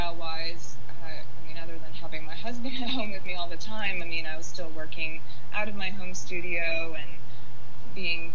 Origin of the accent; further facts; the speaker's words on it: Jackson, Mississippi, United States; moved away as an adult; now in Memphis, United States; I'm actually from Jackson, Mississippi, which is quite close, you know, just 3 hours south, and came up to Memphis for college